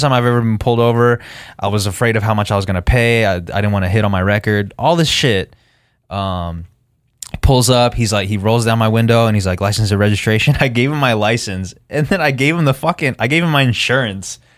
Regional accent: Henderson, Nevada, United States

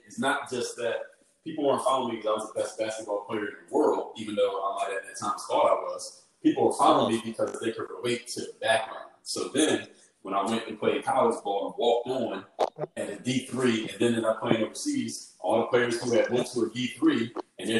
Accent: Philadelphia, Pennsylvania, United States; my hometown in Philadelphia

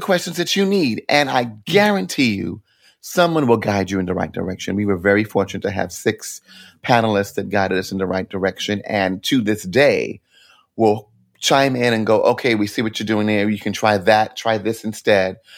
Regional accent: New York City, New York, United States; moved away as an adult; now in New Jersey, United States; I'm a Brooklyn born and bred kid

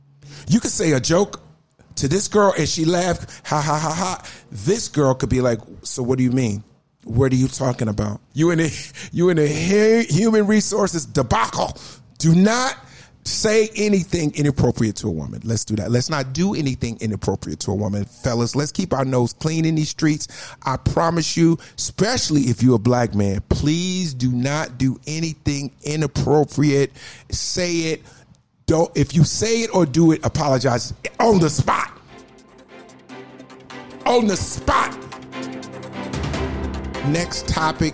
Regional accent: Newark, New Jersey, United States; I'm from Newark, New Jersey, a.k.a. Brick City.

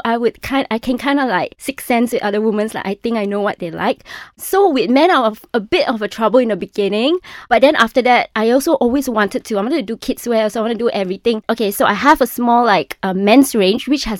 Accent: Malaysia; my identity as a Malaysian, as a child of the tropics.

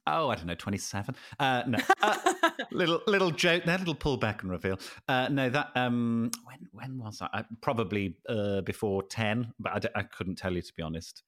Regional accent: United Kingdom

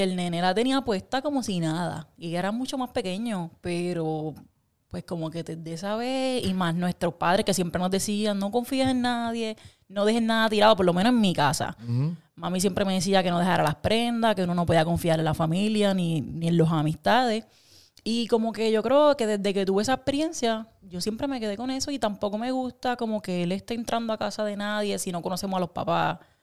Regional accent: Puerto Rico; creciendo en Puerto Rico

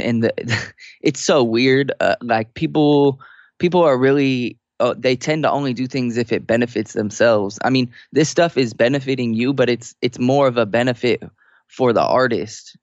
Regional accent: Sacramento, California, United States; moved away as an adult; now in San Diego, United States; I was born and raised in Sacramento

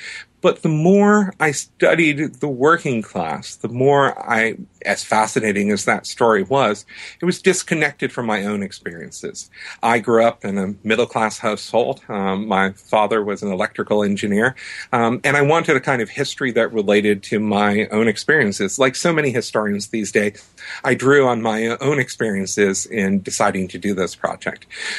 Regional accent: New Hampshire, United States; I grew up in New Hampshire and had a Lebanese-American mother who I think is probably the first influence and owes a lot of credit for this book.

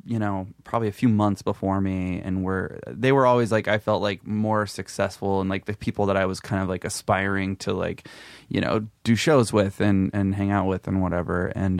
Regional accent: Memphis, Tennessee, United States; Yeah, I grew up in Memphis, and I briefly went to the Ole Miss, University of Mississippi, for like a year

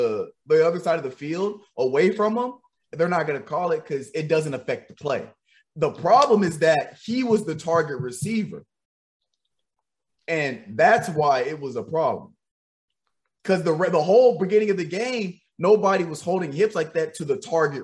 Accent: Williamson County, Tennessee, United States; 615, Wilco, we gotta represent

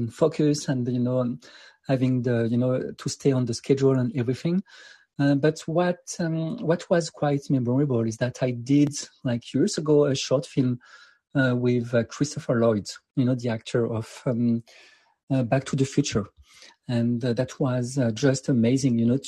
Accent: France; moved away; I come from France, and I was raised like in a city which is like more in a suburb

